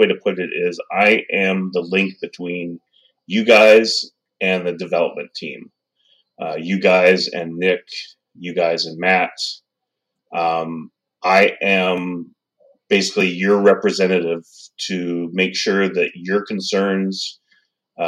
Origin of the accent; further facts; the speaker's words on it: Surrey, British Columbia, Canada; I am from British Columbia, Canada, just outside of Vancouver, a city called Surrey